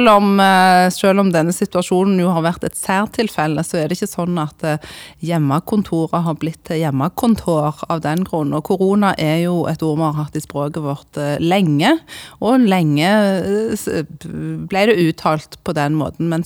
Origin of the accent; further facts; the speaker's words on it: Sandnes, Rogaland, Norway; accent: Sandnes dialect; now in Eastern Norway; jeg eh, holder på Sandnes-dialekten min, selv om jeg har bodd eh, faktisk størstedelen av livet mitt eh, etter hvert på, på Østlandet